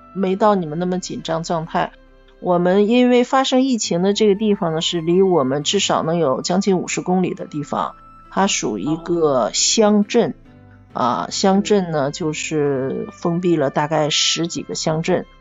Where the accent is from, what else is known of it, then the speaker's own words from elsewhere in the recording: Dalian, Liaoning, China; 我们大连人